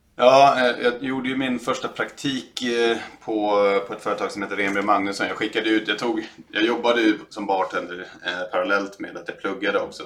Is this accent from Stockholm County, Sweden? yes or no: yes; Stockholm, Stockholm County, Sweden; i norra Sköndal där jag är ifrån